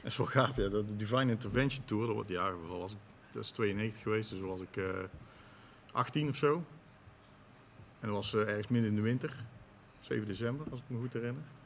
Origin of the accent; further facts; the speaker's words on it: Tilburg, North Brabant, Netherlands; ik zelf uit Tilburg kom